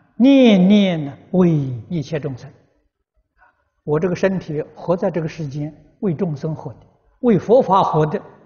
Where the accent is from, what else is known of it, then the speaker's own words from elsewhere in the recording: Guizhou, China; moved away; 我过去小时候在贵州念书